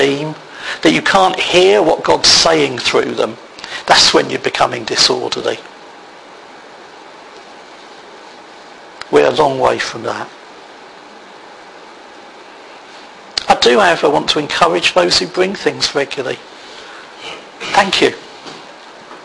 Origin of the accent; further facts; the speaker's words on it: United Kingdom; we're British